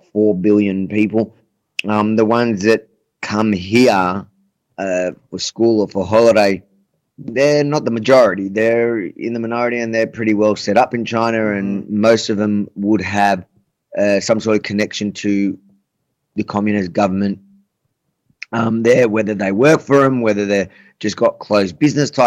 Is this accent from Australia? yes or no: yes; Australia